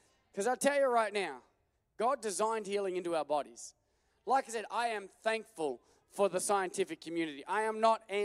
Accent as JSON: {"language": "English", "country": "Australia", "moved": "yes", "lives_now": "United States", "said": "I'm from Australia"}